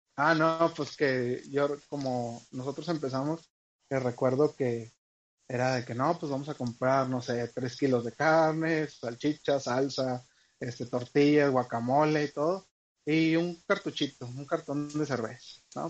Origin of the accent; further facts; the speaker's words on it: northern Mexico, Mexico; como buenos norteños